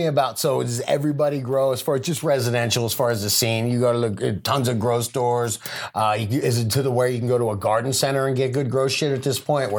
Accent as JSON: {"language": "English", "region": "Colorado", "country": "United States", "said": "we're both from Colorado"}